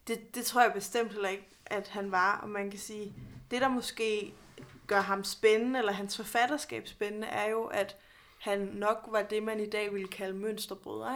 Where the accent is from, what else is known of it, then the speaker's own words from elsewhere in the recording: Odense, Southern Denmark, Denmark; jeg er født og opvokset i Odense, hvor hos Andersen er alle steder